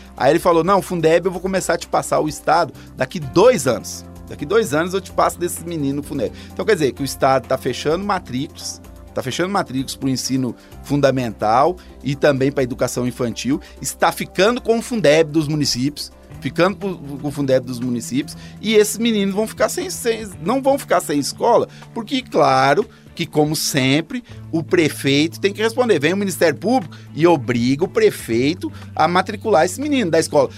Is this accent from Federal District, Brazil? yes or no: no; Taquari, Rio Grande do Sul, Brazil; moved away as an adult; now in Coronel Fabriciano, Brazil; eu sou do Rio Grande do Sul, cidade chamada Taquari, fica na regi região central do Rio Grande do Sul.